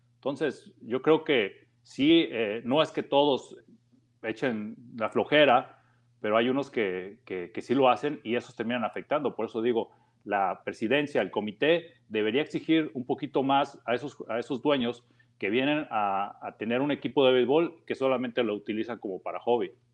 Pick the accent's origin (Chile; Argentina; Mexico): Mexico; para nosotros como mexicanos